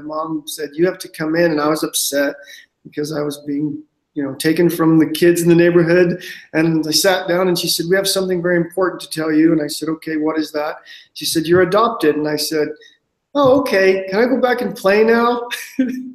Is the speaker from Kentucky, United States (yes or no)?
no; Ogden, Utah, United States; also born or lived in Denver, Colorado; I was adopted and raised in Ogden, Utah, by two African-American parents